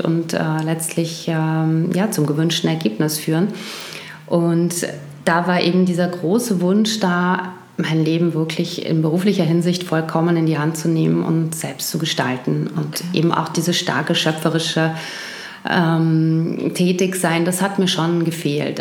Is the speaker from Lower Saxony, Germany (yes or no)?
no; Wuppertal, North Rhine-Westphalia, Germany; also born or lived in Düsseldorf; now in Vienna, Austria; geboren bin ich in Wuppertal und dort bin ich aufgewachsen unter anderem und auch in Düsseldorf